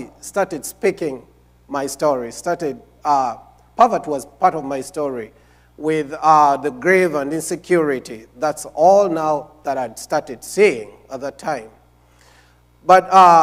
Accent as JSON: {"language": "English", "country": "Uganda", "tie": "born or raised there", "said": "I am from Uganda."}